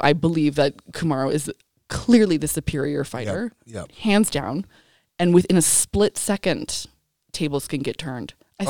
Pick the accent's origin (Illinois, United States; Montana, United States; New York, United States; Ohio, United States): New York, United States; I'm New Yorker.